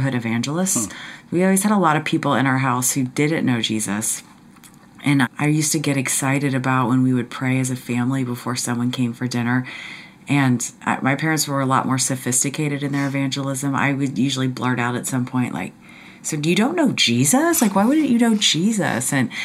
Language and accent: English; Cincinnati, Ohio, United States; moved away as an adult; also born or lived in Indiana; I was born in Indiana, but I spent most of my childhood in Cincinnati, Ohio